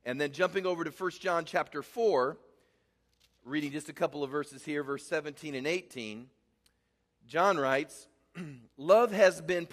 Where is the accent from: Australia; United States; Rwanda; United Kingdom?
United States; Midwest; I grew up in the Midwest